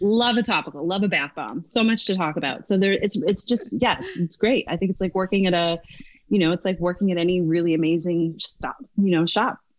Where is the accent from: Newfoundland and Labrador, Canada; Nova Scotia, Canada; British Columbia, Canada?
Newfoundland and Labrador, Canada; moved away as an adult; also born or lived in Dublin, Ireland; now in United States; i i grew up in Newfoundland.